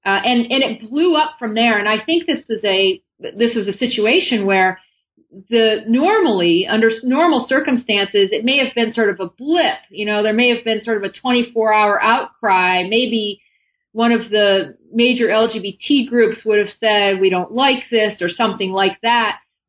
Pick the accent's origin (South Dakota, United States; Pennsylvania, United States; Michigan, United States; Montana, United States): Michigan, United States; You know, I'm a sort of white middle-class American. I grew up in Michigan and very aware of the privileges that I had being born, to white middle-class parents.